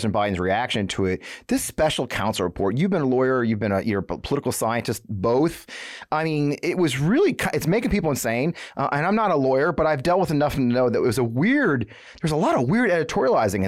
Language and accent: English; Missouri, United States; I'm from Missouri. I live in Missouri.